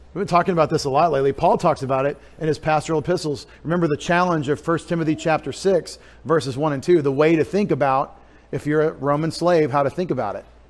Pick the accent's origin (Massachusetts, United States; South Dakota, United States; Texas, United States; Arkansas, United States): Texas, United States; East; I grew up in East Texas, more like Georgia or, or Louisiana